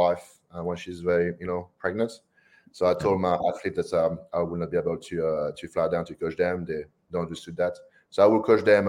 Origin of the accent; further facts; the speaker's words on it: New Caledonia; now in Australia; I grew up in France, and I grew up in a little French island, it's called New Caledonia.